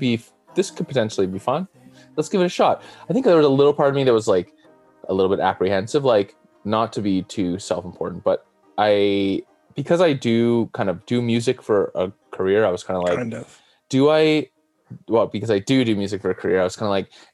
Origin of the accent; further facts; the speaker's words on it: Vancouver, British Columbia, Canada; I'm from Vancouver, BC.